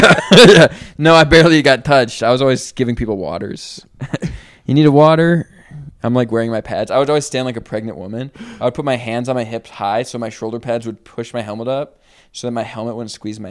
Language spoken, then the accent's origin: English; Mankato, Minnesota, United States; Yeah, that's my hometown, Mankato.